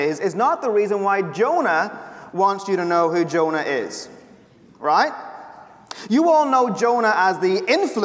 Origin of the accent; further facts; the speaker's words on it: Ireland; the Irish professor who speaks way too fast